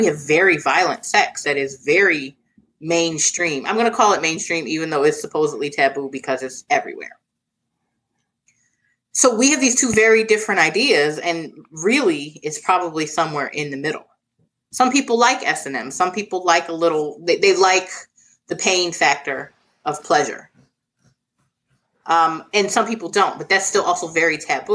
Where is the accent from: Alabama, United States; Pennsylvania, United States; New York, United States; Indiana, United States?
Pennsylvania, United States; Philadelphia; I'm from Philadelphia